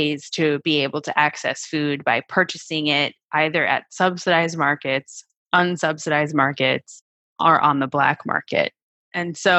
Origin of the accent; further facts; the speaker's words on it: Wisconsin, United States; I grew up in Wisconsin in a relatively small town